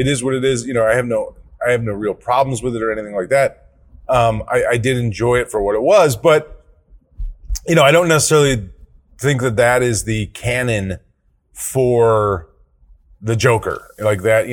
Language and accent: English; Chicago, Illinois, United States; as a kid growing up in Chicagoland, growing up with Chicago talk radio